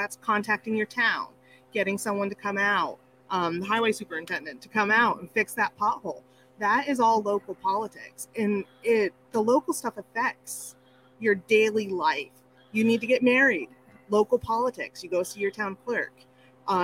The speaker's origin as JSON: {"language": "English", "region": "Central New York", "country": "United States", "tie": "born or raised there", "also_born_or_lived": "North Dakota", "said": "I grew up in Central New York, but I lived in North Dakota first, so I do the elementary, complementary, documentary."}